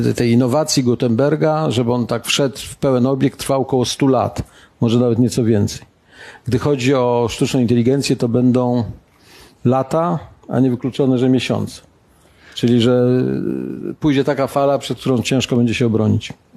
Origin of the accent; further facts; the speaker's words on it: Białogard, West Pomeranian Voivodeship, Poland; now in Warsaw, Poland; do mojego rodzinnego miasta. Gdybyście kiedyś odwiedzili Białogard